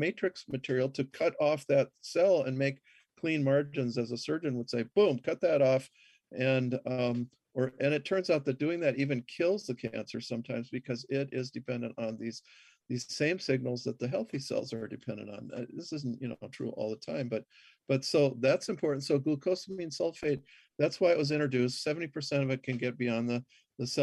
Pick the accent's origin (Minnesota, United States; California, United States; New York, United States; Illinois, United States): Minnesota, United States; I grew up in Minnesota.